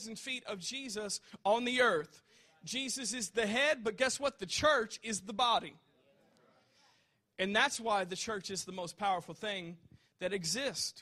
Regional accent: United States; we're a Christian before we're American

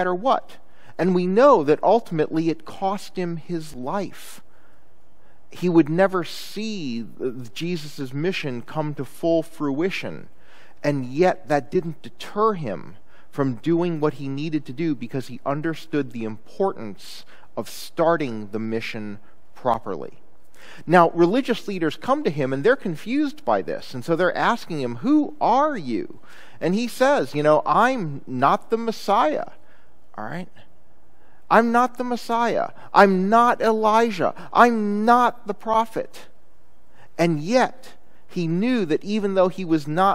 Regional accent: Chicago, Illinois, United States; when I was growing up in Chicago, my family liked to take driving vacations

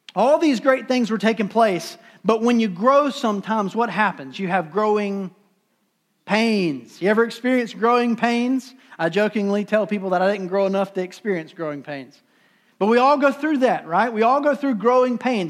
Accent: Durham, North Carolina, United States; I'm from Durham

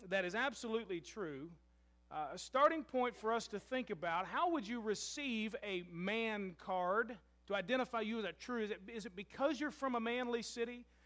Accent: Louisville, Kentucky, United States; now in Murray, United States; I'm from Louisville.

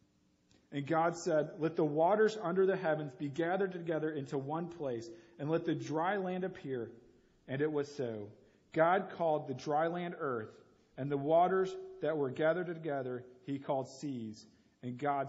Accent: St. Louis, Missouri, United States; also born or lived in Columbia, Missouri; I grew up in St. Louis, Missouri

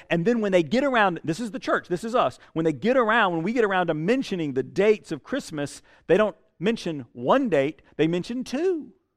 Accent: Statesboro, Georgia, United States; also born or lived in Houston County, Georgia; I grew up in Statesboro. I mean, that's South Georgia.

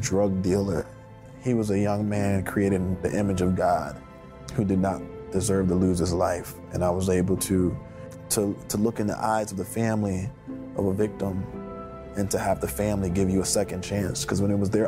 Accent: Philadelphia, Pennsylvania, United States; When I grew up in the Fairmount section of Philadelphia

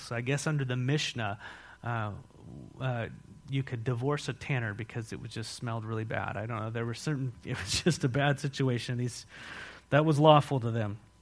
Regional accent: San Marcos, California, United States; also born or lived in Mexico / Philippines; now in Walla Walla, United States; I was raised in San Marcos, California.

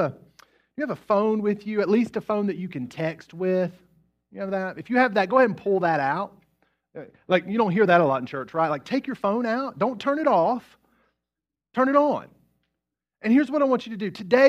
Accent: West Virginia, United States; Which reminds me of a guy that I grew up with in West Virginia. I grew up in a small town in West Virginia. There's about 1,500 people in the town.

